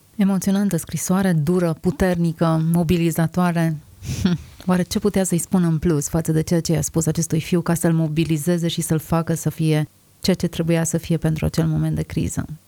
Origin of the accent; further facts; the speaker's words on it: Romania; Suntem născuți aici cu un anumit scop și cu un anumit sens. Suntem români